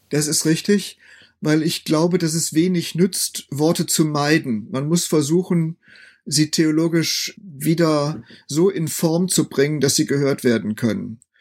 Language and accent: German; North Rhine-Westphalia, Germany; moved away as an adult; also born or lived in Münster / Bethel, Bielefeld / Greifswald; Ich komme ja nun nicht aus Ostdeutschland, sondern bin als Westfale eher in einem satten volkskirchlichen Kontext aufgewachsen